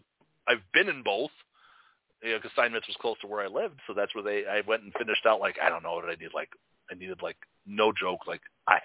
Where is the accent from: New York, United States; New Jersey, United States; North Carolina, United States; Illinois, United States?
Illinois, United States; Chicago; That's what was, like, cool about being in the city and growing up in Chicago and going to the schools like that.